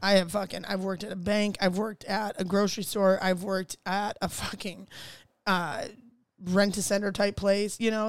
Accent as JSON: {"language": "English", "region": "Ohio", "country": "United States", "moved": "yes", "said": "I'm from Ohio"}